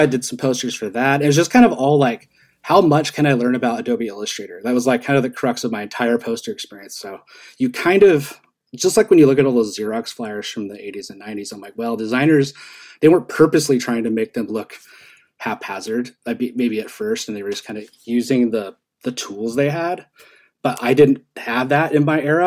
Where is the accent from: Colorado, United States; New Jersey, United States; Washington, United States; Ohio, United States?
Washington, United States; Seattle area; also born or lived in Idaho; We moved from Idaho when I was 7 mm-hmm. and we moved to this to South or uh, it's not really South Seattle. It's like by SeaTac in Des Moines, Federal Way, Kent, oh, yeah. Auburn area.